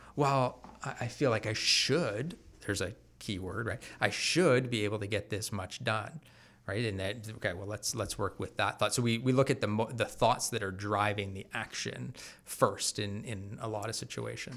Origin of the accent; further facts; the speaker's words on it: Bowmanville, Ontario, Canada; also born or lived in Mississauga; grew up in Bowmanville